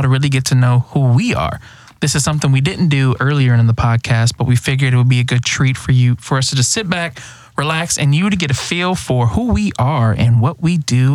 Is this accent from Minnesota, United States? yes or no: yes; Minneapolis, Minnesota, United States; moved away as an adult; also born or lived in Alabama; now in Louisiana, United States; I was born and raised in Minneapolis, Minnesota